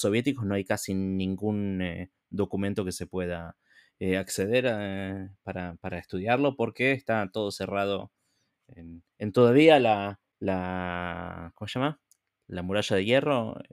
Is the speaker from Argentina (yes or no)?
yes; Argentina; moved away; yo también soy argentino